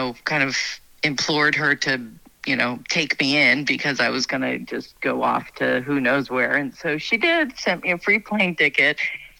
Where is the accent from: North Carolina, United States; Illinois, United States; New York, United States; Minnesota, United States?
New York, United States; moved away as an adult; also born or lived in Queens, New York; now in North Idaho, United States; I'm from New York, born and raised, lived in Queens outside of New York City when I was little. And then we moved about an hour north of the city. And so city girl, but my mom was raised in New Hampshire and my dad was raised in the Bronx.